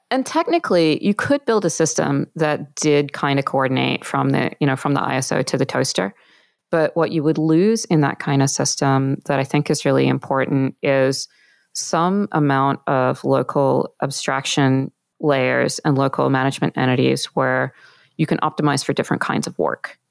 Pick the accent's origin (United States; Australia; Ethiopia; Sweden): Australia; I'm from Australia.